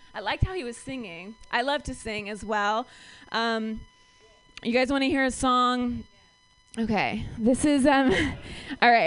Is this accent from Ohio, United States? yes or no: yes; Ohio, United States; now in San Francisco, United States; I'm from Ohio